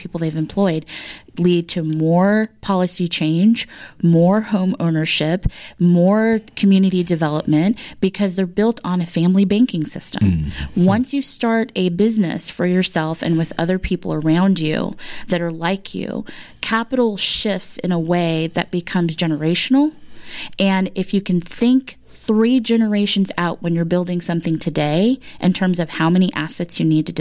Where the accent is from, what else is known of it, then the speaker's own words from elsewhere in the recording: California, United States; moved away as an adult; I was from California